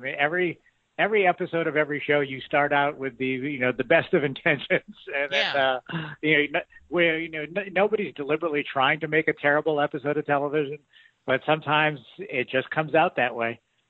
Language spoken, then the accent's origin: English; Springfield, Massachusetts, United States; I'm actually not from Jersey. I'm from Springfield, Massachusetts, which is